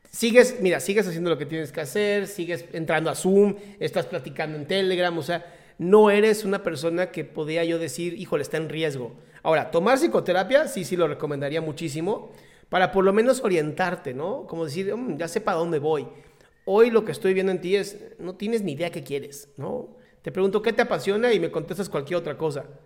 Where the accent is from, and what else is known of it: Mexico City, Mexico